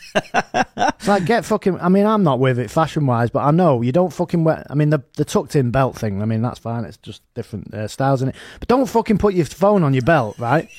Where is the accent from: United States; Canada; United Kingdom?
United Kingdom; us as, as, as British people